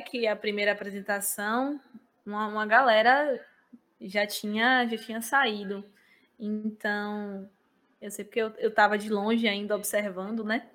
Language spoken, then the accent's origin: Portuguese; Cruz das Almas, Bahia, Brazil; eu sou da cidade de Cruz das Almas